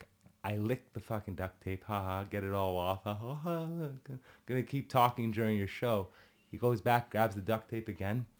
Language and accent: English; Canada; as a Canadian kid